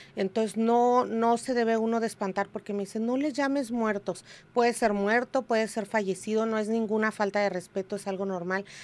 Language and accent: Spanish; Tijuana, Baja California, Mexico; yo soy de aquí de Tijuana, yo soy nacida y criada aquí en Tijuana